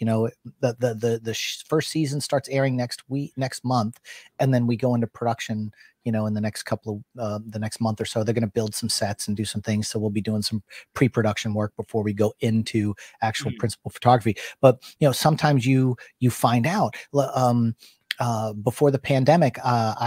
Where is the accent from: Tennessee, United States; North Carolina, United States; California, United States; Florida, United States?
North Carolina, United States; Wilmington; here in my hometown